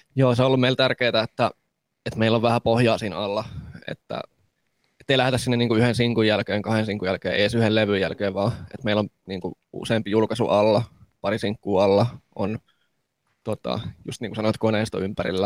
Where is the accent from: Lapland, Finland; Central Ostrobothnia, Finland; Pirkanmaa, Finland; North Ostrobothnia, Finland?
Lapland, Finland; Kemi; moved away; Me ollaan molemmat valuttu vähän tuosta niin kuin pohjoisesta etelään pikkuhiljaa, että mäkin olen Kemistä lähtöisin